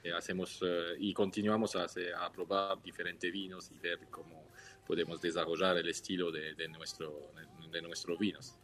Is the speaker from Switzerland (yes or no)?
yes; Switzerland; Spanish is a second language; moved away as an adult; now in Mendoza, Argentina; Tres Suizos al Pie de los Andes, que mi hermano, yo y, nuestro perro Gibbs